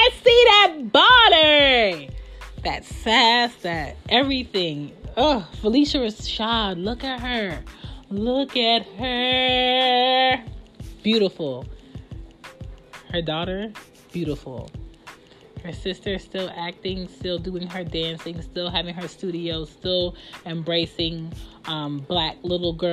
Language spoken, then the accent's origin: English; Philadelphia, Pennsylvania, United States; I'm from the West